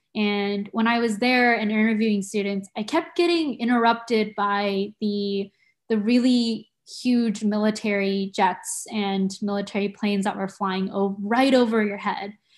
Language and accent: English; San Diego, California, United States; moved away as an adult; also born or lived in Tokyo, Japan; now in Santa Cruz, United States; I grew up in San Diego